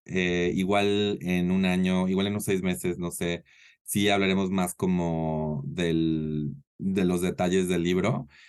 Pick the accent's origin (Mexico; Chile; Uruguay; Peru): Mexico